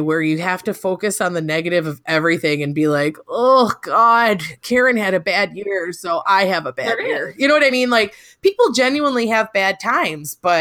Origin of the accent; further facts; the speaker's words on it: Michigan, United States; now in Iowa, United States; I grew up 20 miles away from where this conference is being held